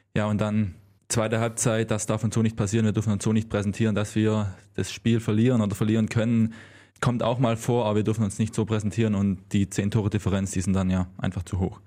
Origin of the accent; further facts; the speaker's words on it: Swabia, Baden-Württemberg, Germany; accent: Swabian; moved away; ich war oft auf meinen Dialekt angesprochen